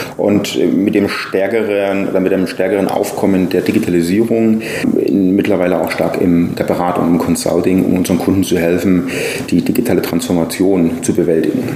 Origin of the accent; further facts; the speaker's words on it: near Nuremberg-Erlangen, Bavaria, Germany; moved away as an adult; now in Taipei, Taiwan; ich bin aufgewachsen in der Nähe von Nürnberg-Erlangen